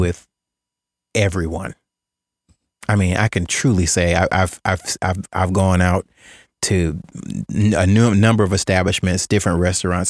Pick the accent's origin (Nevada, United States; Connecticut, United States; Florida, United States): Florida, United States; Jacksonville; growing up in Jacksonville